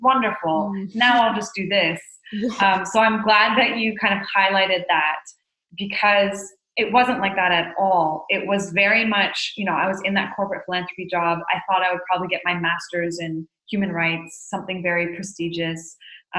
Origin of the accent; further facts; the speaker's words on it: Haiti; So I'm Canadian and I grew up in Haiti as the daughter of two humanitarian workers and was exposed to a lot of injustice from a very young age